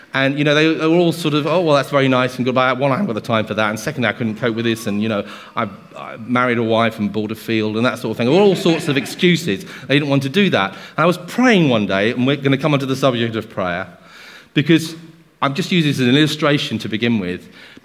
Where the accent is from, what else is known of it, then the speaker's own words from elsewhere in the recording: Guernsey; So I was born in Guernsey. My family … it's an old Norman name. And they've been in Guernsey for at least 800 years.